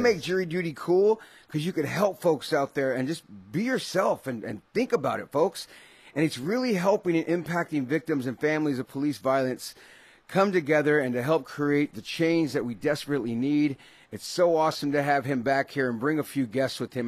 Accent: San Jose, California, United States; I'm from the Bay, born and raised in San Jose.

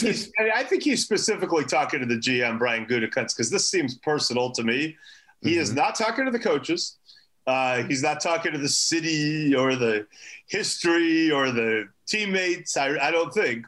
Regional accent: Los Angeles, California, United States; I, am from a very nice part of Los Angeles, and you know, I, I didn't have a tough upbringing

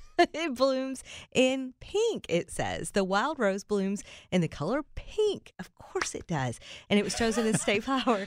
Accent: Kentucky, United States; moved away as an adult; also born or lived in Michigan; now in Tennessee, United States; we're both born and raised in Kentucky.

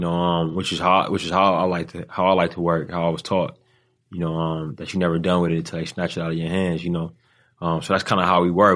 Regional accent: United States; as an American

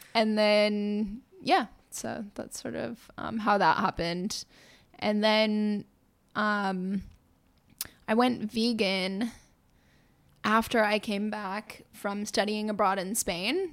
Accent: Lincoln, Massachusetts, United States; also born or lived in Melbourne, Australia; I grew up in Lincoln, Massachusetts

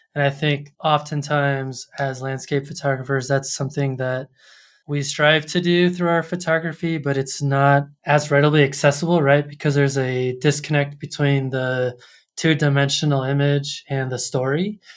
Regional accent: Colorado Springs, Colorado, United States; I grew up in Colorado Springs near, um, the Air Force

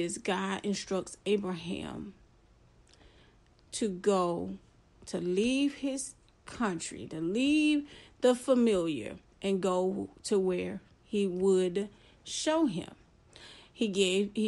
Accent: Florida, United States; I'm from Florida.

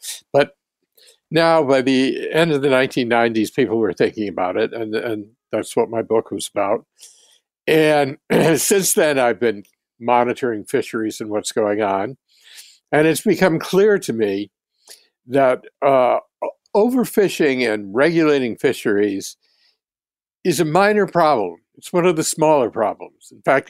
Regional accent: New England, United States; Yeah. Well, I'm from New England.

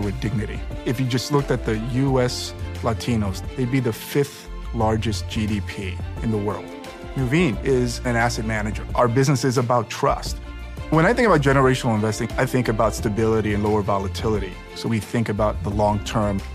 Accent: New York City, New York, United States; I grew up in Washington Heights in Inwood

